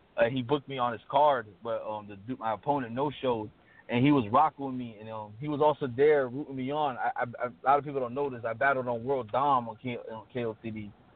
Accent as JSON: {"language": "English", "town": "Miami", "region": "Florida", "country": "United States", "said": "I'm from Miami"}